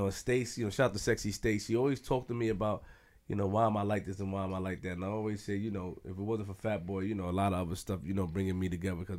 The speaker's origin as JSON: {"language": "English", "country": "Jamaica", "said": "I'm Jamaican and Haitian."}